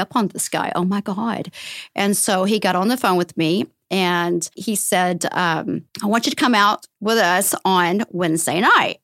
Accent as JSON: {"language": "English", "region": "the South", "country": "United States", "tie": "born or raised there", "also_born_or_lived": "San Diego", "moved": "yes", "said": "I grew up in the South where, um, it was a Bible Belt"}